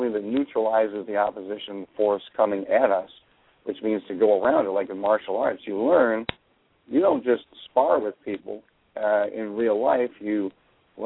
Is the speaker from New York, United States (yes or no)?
no; Chicago, Illinois, United States; I grew up around Chicago